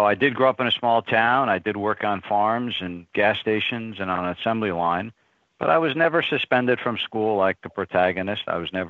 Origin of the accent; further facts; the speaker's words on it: near Poughkeepsie, upstate New York, United States; moved away; I grew up in a small town on a dirt road, a town of 150 people in upstate New York, and there was a blinking light and a gas station and a post office, little post office